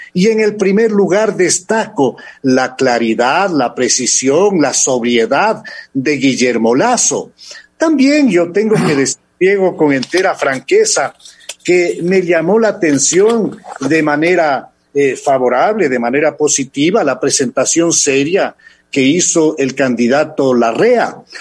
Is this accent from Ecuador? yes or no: yes; Ecuador; nosotros como ecuatorianos